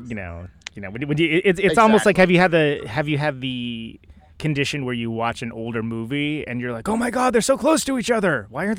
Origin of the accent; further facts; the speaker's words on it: Oakland, California, United States; now in Milwaukee, United States; I mean, I'm a transplant. I'm actually from Oakland, California